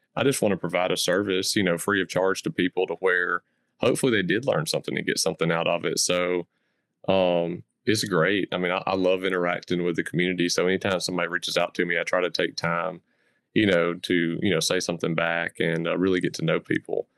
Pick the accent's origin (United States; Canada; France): United States; the South, Southern United States; accent: Southern; I grew up in the South and, um, I call the South my home